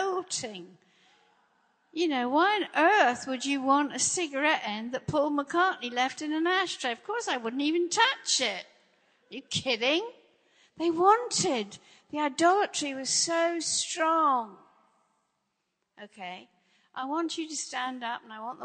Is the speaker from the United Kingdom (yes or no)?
yes; England, United Kingdom; moved away; also born or lived in Los Angeles; I grew up in England. I grew up in a Christian country